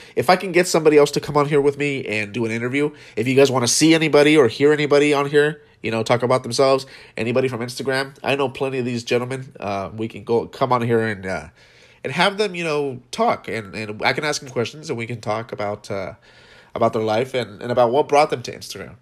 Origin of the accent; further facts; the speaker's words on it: West Coast, United States; we are from the West Coast, primarily